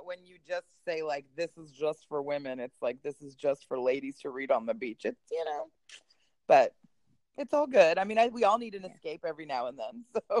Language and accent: English; Canada; also born or lived in Poland; now in Texas, United States; a girl living in Texas, but I am from all kinds of places with all kinds of background. I was born in Poland and raised in Canada and married a Texan.